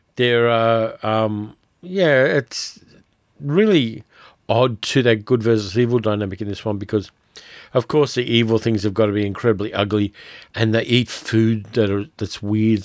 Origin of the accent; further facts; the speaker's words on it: Sydney, New South Wales, Australia; you get to see Sydney wrecked, and I always hate to see my hometown abused in that way